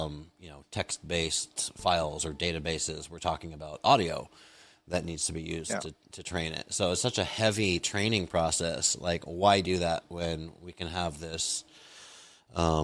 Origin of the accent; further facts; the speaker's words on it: United States; As an American, I wasn't exposed to a lot of foreign films